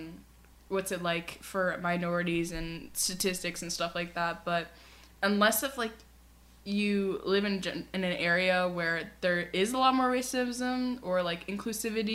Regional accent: United States; our country is very unified. A lot of, we see ourselves as American

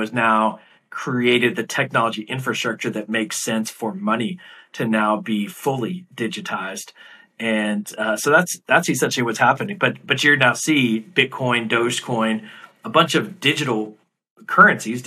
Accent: United States; now in New York City, United States; you, as an American

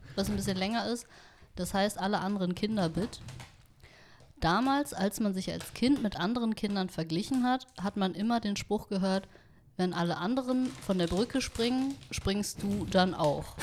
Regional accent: Vietnam; ich bin Vietnamesin

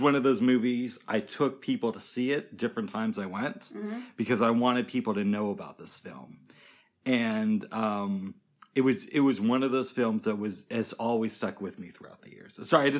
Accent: United States; But we're American, so we focus on it here.

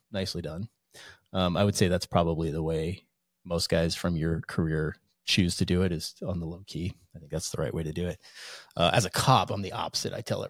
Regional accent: Hudson River valley, New York, United States; now in Coeur d'Alene, United States; I actually grew up right up the Hudson River from West Point.

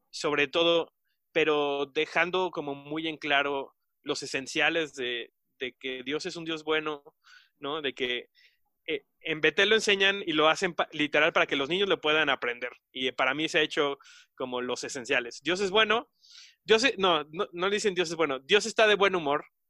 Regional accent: Mexico; nosotros como, mexicanos

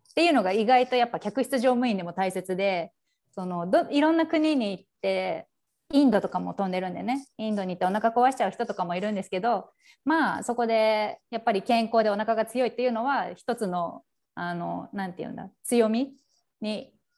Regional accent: Japan; moved away as an adult; also born or lived in Benin / Burkina Faso; now in Democratic Republic of the Congo; 両親が日本人で今までベナンブルキナファソで育ってきた

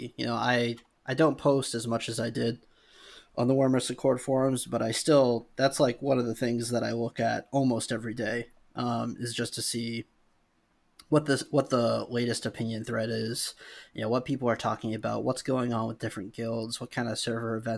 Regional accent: New England, United States; I'm from New England

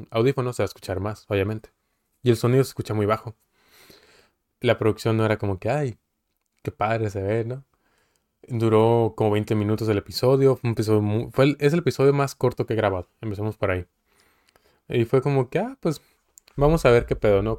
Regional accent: Coahuila, Mexico; now in Mexicali, Mexico; de Coahuila, pero vivo en Mexicali

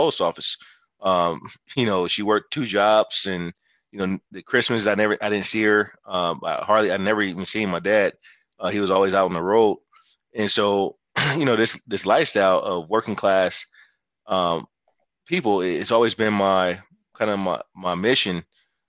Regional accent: San Francisco Bay Area, California, United States; I'm originally from the Bay Area. I grew up in San Francisco, Oakland area

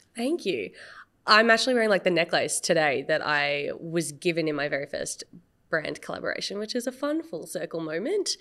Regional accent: Australia; I am very proud of my identity of being Asian Australian and my heritage and being first generation of my family

